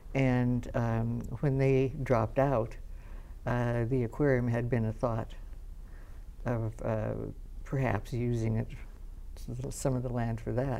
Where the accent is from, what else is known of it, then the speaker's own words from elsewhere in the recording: Long Beach, California, United States; I grew up, I was born in Long Beach.